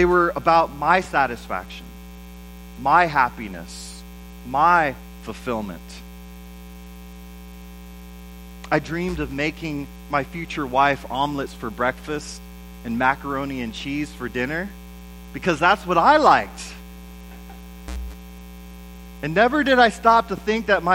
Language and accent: English; United States; I'm an American